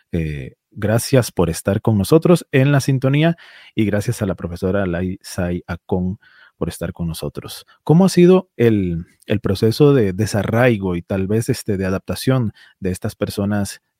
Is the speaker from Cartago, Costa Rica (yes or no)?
yes; Cartago, Costa Rica; Cartago, de donde soy, de donde soy originario